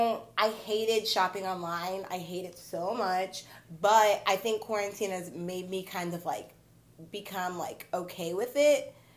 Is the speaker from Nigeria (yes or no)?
yes; Nigeria; I'm Nigerian.